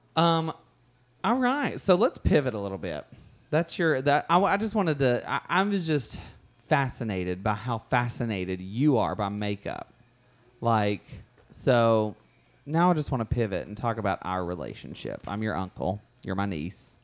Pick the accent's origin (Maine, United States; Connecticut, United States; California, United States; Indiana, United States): California, United States; also born or lived in New York City; I'm from California. I lived for five years in New York City before that.